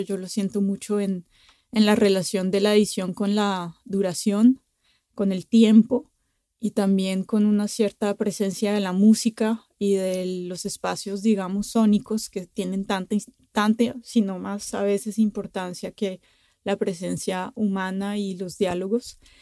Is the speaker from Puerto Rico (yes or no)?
no; Bogotá, Colombia; now in France; yo crecí en Bogotá